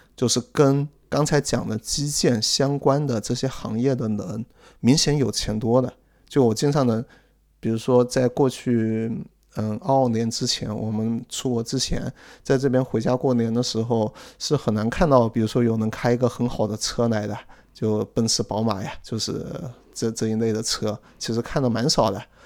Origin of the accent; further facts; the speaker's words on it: central China, China; moved away; 就刚刚讲的是个很穷的一个省里面一个很穷的市，但是更加精确一点是这个很穷的市里面一个比较偏的一个镇，也就是说我们还不是那个市的市中心出生的呢，我们是那个市，那个市里面的小镇上出生的人